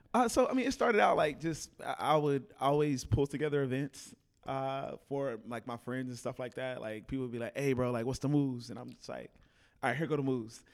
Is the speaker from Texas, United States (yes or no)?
yes; Fort Worth, Texas, United States; moved away as an adult; also born or lived in Houston; now in Dallas, United States; originally, I'm from Fort Worth.